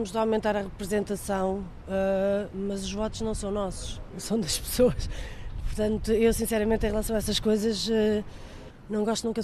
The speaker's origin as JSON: {"language": "Portuguese", "country": "Portugal"}